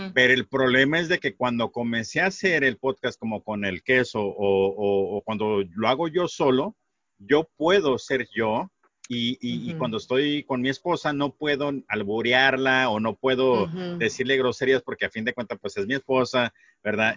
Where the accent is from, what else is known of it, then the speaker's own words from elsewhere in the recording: Sonora, Mexico; nosotros acá en Sonora